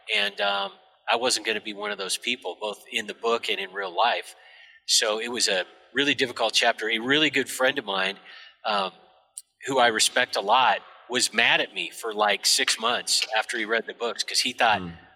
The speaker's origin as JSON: {"language": "English", "country": "United States", "tie": "born or raised there", "said": "I grew up by the Canadian border, so I'm I'm functionally Canadian"}